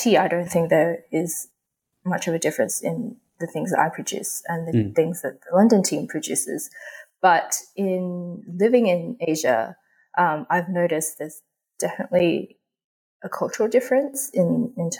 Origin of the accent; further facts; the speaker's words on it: Australia; also born or lived in Hong Kong; I was born in Hong Kong, but I grew up in Australia.